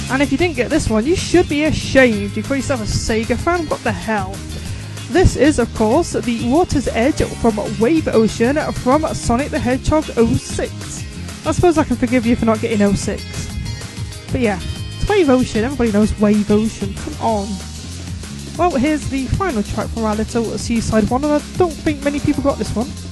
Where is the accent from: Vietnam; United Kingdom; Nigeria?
United Kingdom; Newcastle upon Tyne, North East England; accent: Geordie; I am a Geordie